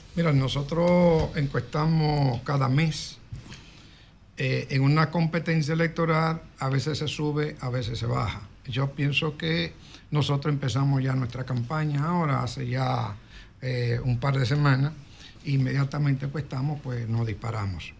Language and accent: Spanish; Santo Domingo, Distrito Nacional, Dominican Republic; also born or lived in Moca; en el barrio donde yo nací, que fue en Villa Consuelo, yo vengo de Moca también, mi familia, pero crecí pues en Villa Consuelo